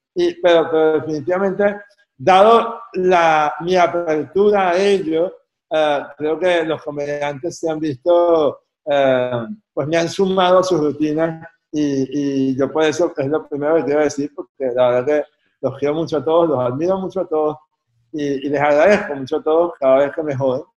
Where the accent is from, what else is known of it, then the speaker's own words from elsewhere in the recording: Caracas, Capital District, Venezuela; Yo soy caraqueño